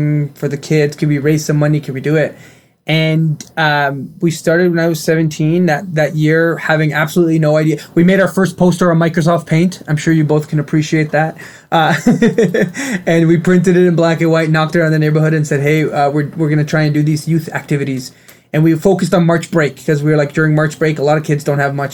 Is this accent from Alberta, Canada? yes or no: no; Ottawa, Ontario, Canada; first language Arabic; English is a second language; also born or lived in Kuwait; we grew up in Ottawa, Ontario, Canada